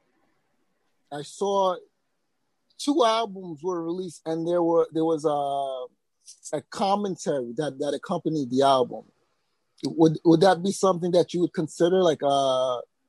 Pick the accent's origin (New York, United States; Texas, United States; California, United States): New York, United States; New York City; I'm from Brooklyn